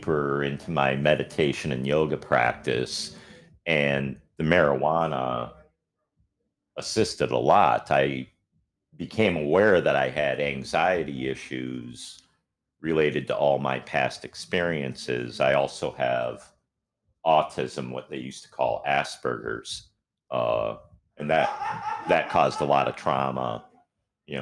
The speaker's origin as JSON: {"language": "English", "area": "near Green Bay", "region": "Wisconsin", "country": "United States", "tie": "born or raised there", "also_born_or_lived": "Washington State / Minneapolis, Minnesota", "moved": "as an adult", "lives_now": "Florida, United States", "said": "I grew up in Wisconsin, right near Green Bay"}